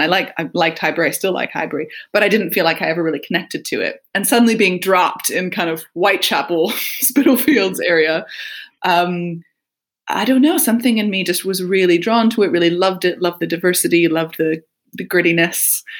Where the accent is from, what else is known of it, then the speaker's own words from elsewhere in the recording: Michigan, United States; moved away as an adult; also born or lived in United Kingdom; now in London, United Kingdom; As my accent, I'm sure, tells you, grew up in the US, in Michigan, which is kind of middle northwest next to Canada.